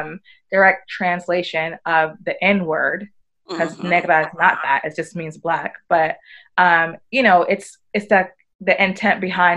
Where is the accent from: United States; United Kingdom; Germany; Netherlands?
United Kingdom; accent: British; I had all of that on my British accent and my, you know, designer clothes